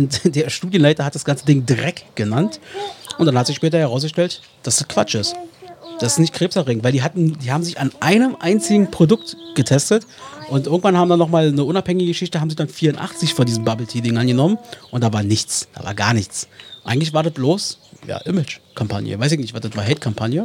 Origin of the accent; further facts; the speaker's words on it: Germany; als Deutsche